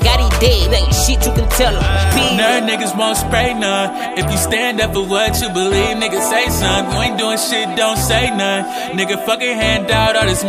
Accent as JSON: {"language": "English", "region": "New York", "country": "United States", "said": "I'm from New York"}